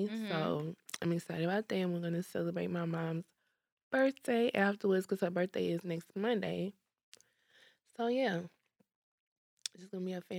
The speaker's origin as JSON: {"language": "English", "town": "Port Arthur", "region": "Texas", "country": "United States", "said": "I'm from Port Arthur, so Shad just feel more natural."}